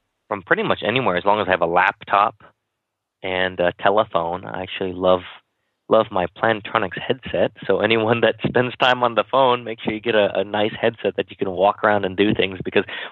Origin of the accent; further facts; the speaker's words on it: Kansas, United States; when I was young, I grew up in Kansas